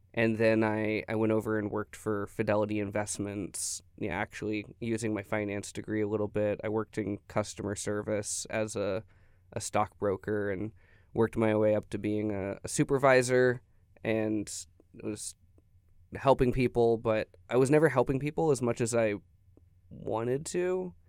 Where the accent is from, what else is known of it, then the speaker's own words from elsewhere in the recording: Tyler, Texas, United States; moved away as an adult; also born or lived in Denver, Colorado; I'm from Tyler, Texas.